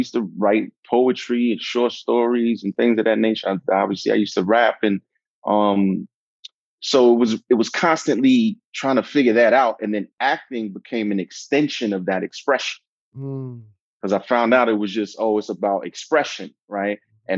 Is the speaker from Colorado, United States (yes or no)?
no; Brooklyn, New York, United States; Brooklyn is everything to me, you know. You know, I grew up in a rough environment